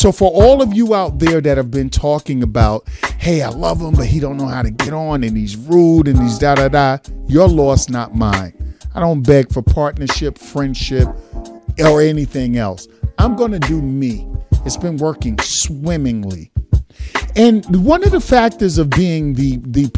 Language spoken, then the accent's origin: English; New York City, New York, United States; Brooklyn, East Flatbush, stand up. That's exactly where I'm from.